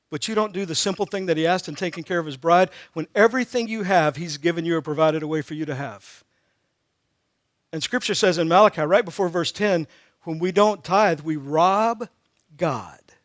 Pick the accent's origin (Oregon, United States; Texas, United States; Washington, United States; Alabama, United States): Texas, United States; moved away as an adult; also born or lived in Missouri; I grew up in Texas.